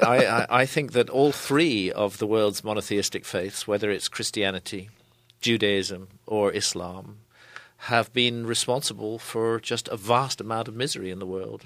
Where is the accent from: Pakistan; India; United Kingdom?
United Kingdom; I come here as a, as a foreigner. I'm British.